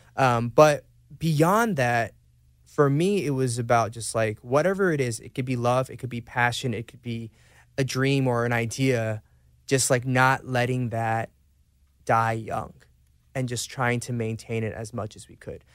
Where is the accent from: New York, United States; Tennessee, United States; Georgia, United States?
Georgia, United States; Atlanta; moved away as an adult; also born or lived in Seoul, South Korea; Growing up in Atlanta and even now